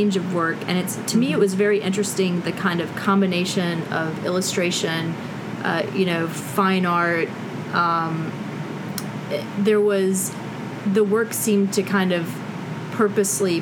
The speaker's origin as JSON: {"language": "English", "town": "Albany", "region": "Georgia", "country": "United States", "tie": "born or raised there", "also_born_or_lived": "New York City", "moved": "as an adult", "said": "I grew up in Albany in South Georgia."}